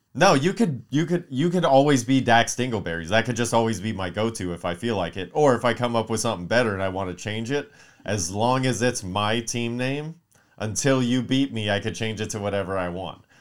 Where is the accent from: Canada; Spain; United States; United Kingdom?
United States; Palmdale, California; I'm from Palmdale, you know, not too far from here